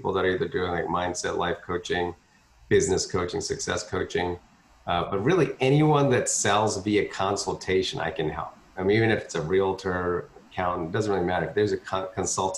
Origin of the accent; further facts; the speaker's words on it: Philadelphia, Pennsylvania, United States; moved away as an adult; now in Texas, United States; it was hard to get a job in Philadelphia, which is where I grew up. My wife's the Texan, so I came down to Texas, but I grew up in Philly